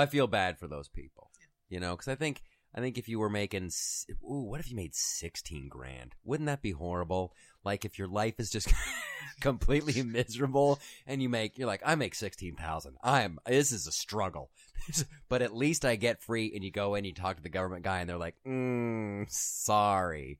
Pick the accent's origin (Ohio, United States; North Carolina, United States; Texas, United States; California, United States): Ohio, United States; I'm from Ohio